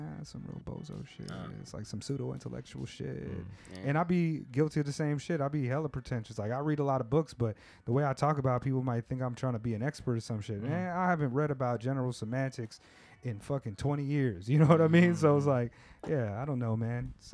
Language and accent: English; West Coast, United States; I come from the West Coast